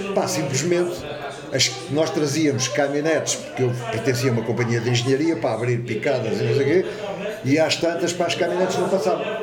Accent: Lisbon, Portugal; moved away as an adult; now in Alcaide, Portugal; eu nasci em Lisboa. Eu sou Lisboeta de Gema

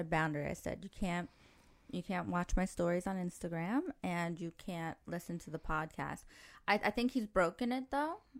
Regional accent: New York, United States; moved away as an adult; now in Dubai, United Arab Emirates; I grew up in New York where you can't talk to anybody

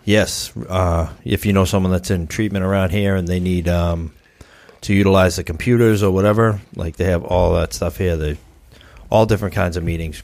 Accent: Brockton, Massachusetts, United States; I grew up in Brockton

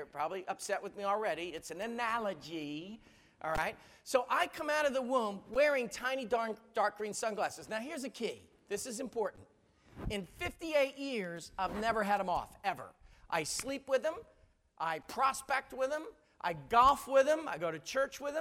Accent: United States; I talk funny. I'm American

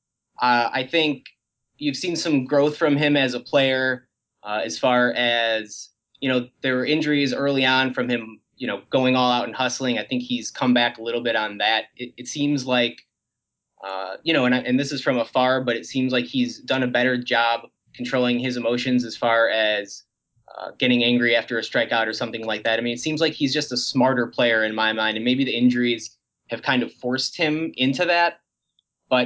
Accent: Chicago, Illinois, United States; I'm from Chicago

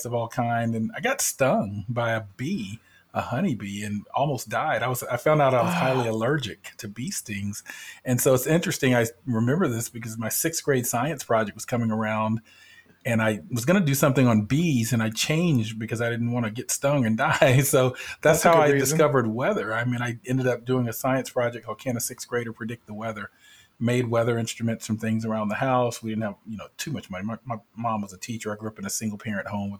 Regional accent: Canton, Georgia, United States; moved away as an adult; R2 Jones Memorial Hospital in Canton, Georgia, which I'm a native Georgian.

